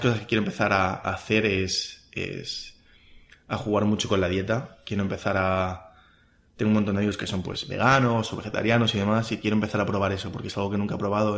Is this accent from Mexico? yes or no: no; Spain; los que somos españoles